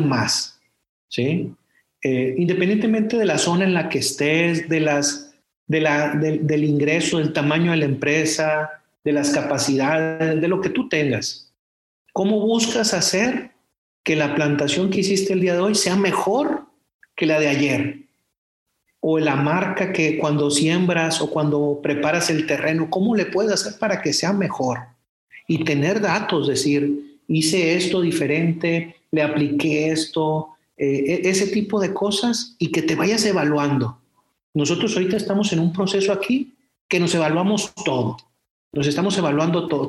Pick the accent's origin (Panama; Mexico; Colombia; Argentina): Mexico; Culiacán, Sinaloa; moved away as an adult; also born or lived in Compostela, Nayarit; Yo soy eh, una persona que nació en Culiacán, soy, soy culichi, orgulloso, soy tomatero de Culiacán